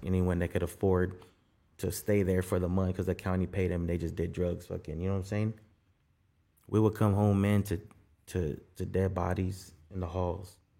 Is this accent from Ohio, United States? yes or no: no; South Gate, California, United States; also born or lived in Guatemala / Skid Row, Los Angeles; Nah, we didn't live in Southgate. We're from Southgate